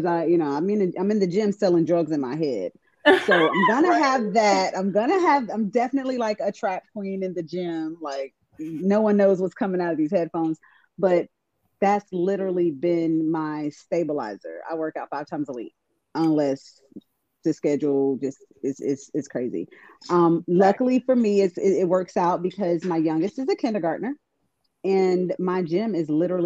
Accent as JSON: {"language": "English", "region": "the South", "country": "United States", "said": "We're definitely from the South"}